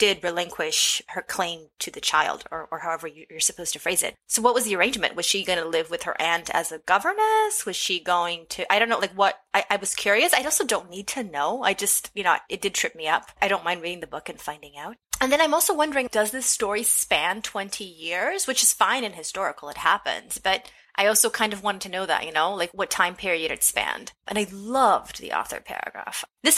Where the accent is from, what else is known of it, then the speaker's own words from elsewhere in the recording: Michigan, United States; now in Texas, United States; Born and raised in Michigan, my writing contains a mix of Midwestern and Southern influences centered on the African-American experience.